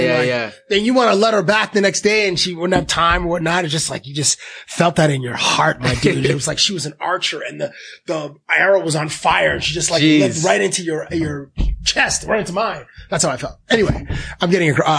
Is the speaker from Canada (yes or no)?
yes; Toronto, Ontario, Canada; born or raised there; also born or lived in Cambridge, Ontario